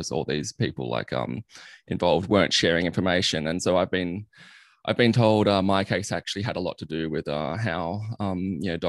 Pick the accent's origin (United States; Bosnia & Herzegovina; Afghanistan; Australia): Australia; Sydney, New South Wales; also born or lived in Armidale; I grew up in Sydney